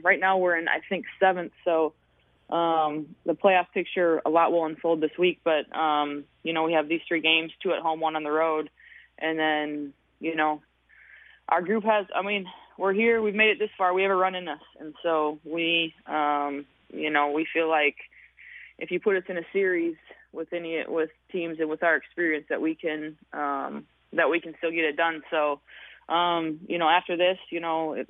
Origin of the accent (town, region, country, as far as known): Hutchinson, Minnesota, United States; born or raised there